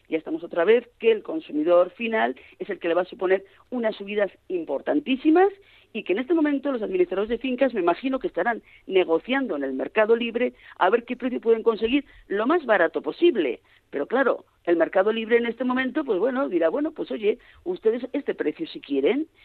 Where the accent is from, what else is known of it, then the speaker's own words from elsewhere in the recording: Pamplona, Navarre, Spain; como buena navarra que soy y buena de Pamplona